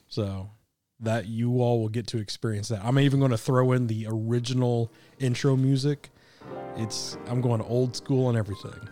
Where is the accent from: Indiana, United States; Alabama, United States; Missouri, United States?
Missouri, United States; Kansas City; now in Arkansas, United States; I grew up in Kansas City. It's flat.